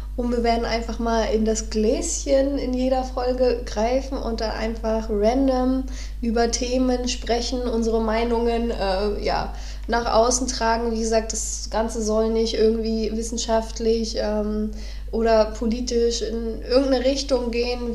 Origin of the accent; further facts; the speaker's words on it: Neubrandenburg, Mecklenburg-Vorpommern, Germany; moved away as an adult; now in Berlin, Germany; ich wurde in Neubrandenburg geboren